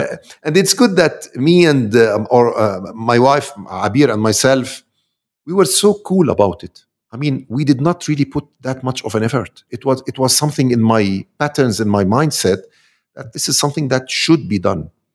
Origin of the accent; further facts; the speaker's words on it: Amman, Amman Governorate, Jordan; I'm from Amman, Jordan.